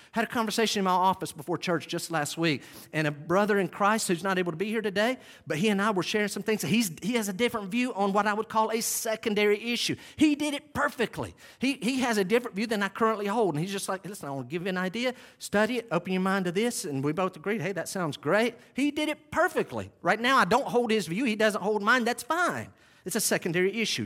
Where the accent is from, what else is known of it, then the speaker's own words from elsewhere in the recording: Western North Carolina, United States; I grew up in Western North Carolina in the early seventies